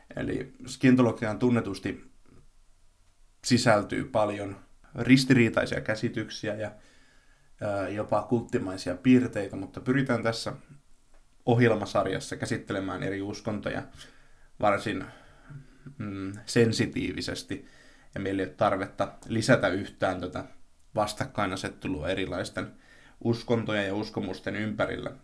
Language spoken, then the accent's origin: Finnish; a small town in Tavastia, Finland; tässä pienessä hämäläisessä kaupungissa